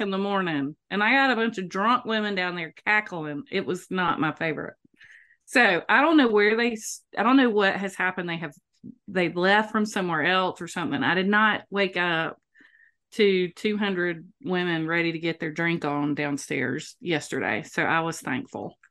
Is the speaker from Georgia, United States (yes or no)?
yes; Moultrie, Georgia, United States; moved away; Growing up in Moultrie, that was not necessary 'cause everybody in Moultrie knows how to sing